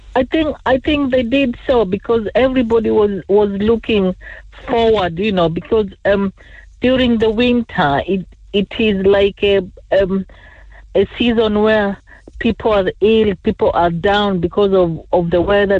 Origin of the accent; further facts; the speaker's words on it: Kenya; moved away; also born or lived in England; I was born in Kenya